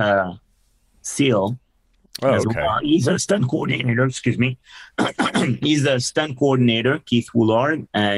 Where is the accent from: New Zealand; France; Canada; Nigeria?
France; English is a second language; moved away as an adult; also born or lived in Seattle; I'm originally from France.